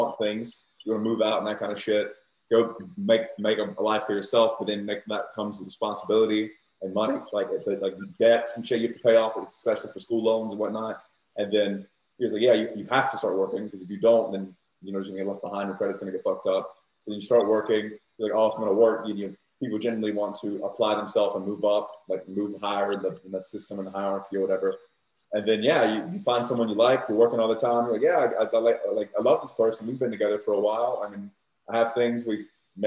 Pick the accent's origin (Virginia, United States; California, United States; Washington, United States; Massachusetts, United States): Virginia, United States; Southern; moved away as an adult; now in Australia; I'm from the South Virginia, more conservative and religious